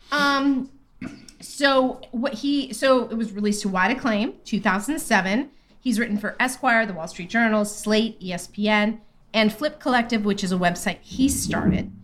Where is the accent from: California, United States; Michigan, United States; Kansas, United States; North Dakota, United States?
California, United States; I'm from California.